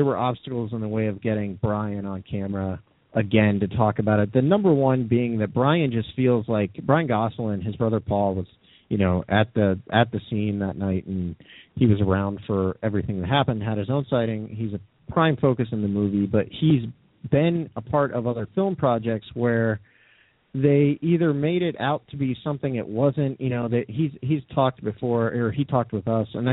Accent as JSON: {"language": "English", "region": "Ohio", "country": "United States", "said": "I'm from Ohio"}